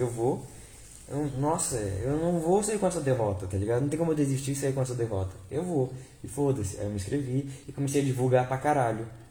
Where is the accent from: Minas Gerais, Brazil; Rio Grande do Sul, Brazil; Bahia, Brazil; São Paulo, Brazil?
São Paulo, Brazil; Vale do Paraíba; eu sou de São Paulo. Eu sou do, do Vale do Paraíba